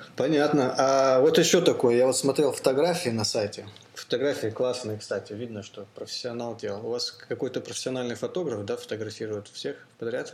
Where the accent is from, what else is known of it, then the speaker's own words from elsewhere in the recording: Blagoveshchensk, Amur Oblast, Russia; moved away; я сам из Амурской области, из Благовещенска